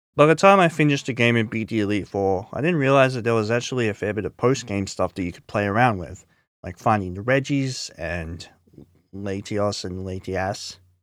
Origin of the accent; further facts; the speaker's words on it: Scarborough, Queensland, Australia; also born or lived in Kippa-Ring; my first year of Scarborough State School, which I moved to from Kippering State School in two thousand